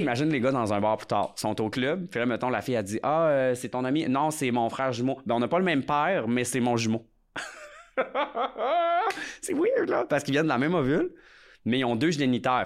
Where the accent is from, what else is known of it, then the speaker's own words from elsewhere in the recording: Lac Saint-Jean, Quebec, Canada; je viens quand même du lac Saint-Jean